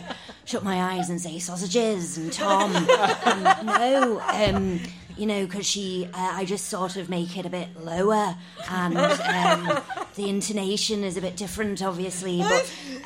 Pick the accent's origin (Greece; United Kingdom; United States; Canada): United Kingdom; Formby, North West England; I'm not Scouse. I'm from Formby, not Liverpool.